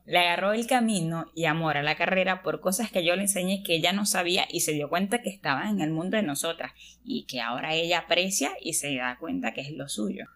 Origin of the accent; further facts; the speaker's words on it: Venezuela; También estudio el décimo semestre de Ingeniería de Sistemas soy de Venezuela, soy de Venezuela